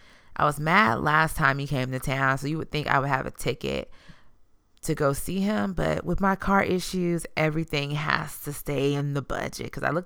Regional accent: Houston, Texas, United States; I keep it real because I'm from the South Side. I plan to rep the South till the day that I die. That's so Houston.

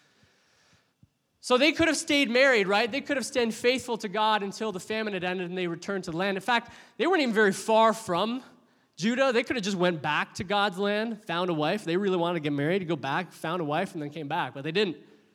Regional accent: Oshawa, Ontario, Canada; also born or lived in Windsor; When I was 11 years old, doing 11-year-old things, my parents decided to make a big move for us, and we moved from Oshawa to Windsor

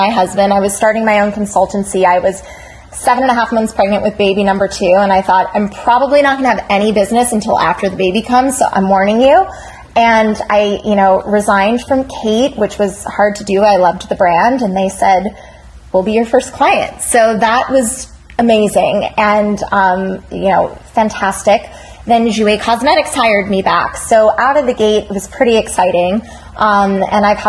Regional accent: United States; moved away as an adult; now in Los Angeles, United States; I am originally from the East Coast. I'm a New York / Jersey girl

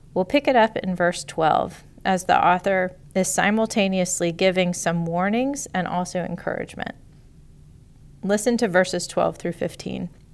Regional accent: Chattanooga, Tennessee, United States; I grew up on Lookout Mountain, just outside of Chattanooga, Tennessee.

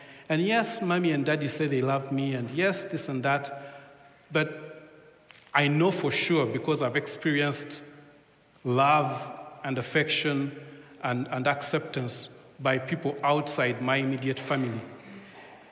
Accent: Uganda; first language Luganda; English is a second language; now in England; We come from Uganda

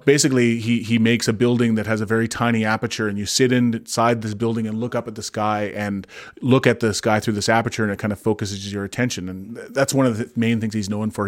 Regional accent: Kamloops, British Columbia, Canada; I grew up in Kamloops

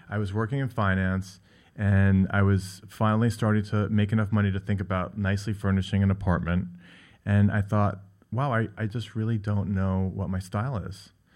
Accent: Great Neck, New York, United States; I grew up on Long Island in Great Neck

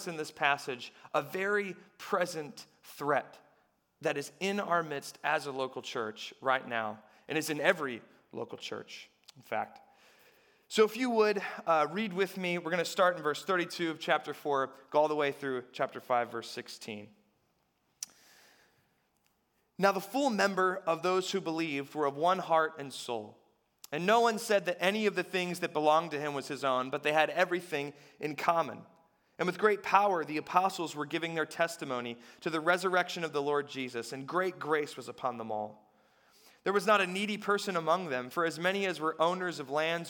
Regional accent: United States; as American people

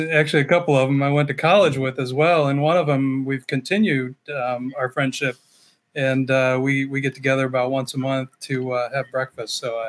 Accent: Stark County, Ohio, United States; I grew up north in Stark County. I went to graduate from Glen Oak in 1984.

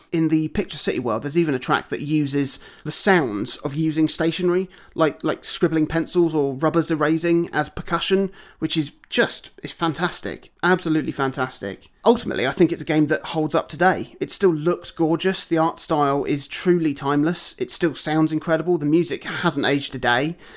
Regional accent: Broadstairs, South East England, United Kingdom; my hometown of Broadstairs

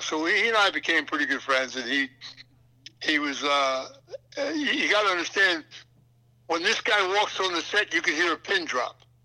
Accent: Philadelphia, Pennsylvania, United States; moved away; also born or lived in New Jersey / New York / Boston; when I was a kid and I was raised up in Philadelphia

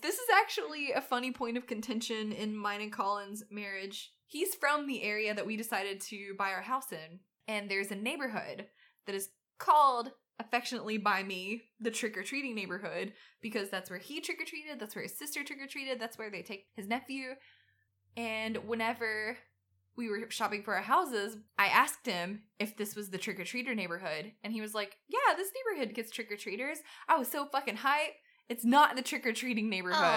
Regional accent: Southern United States, United States; accent: southern; my horrible southern accent

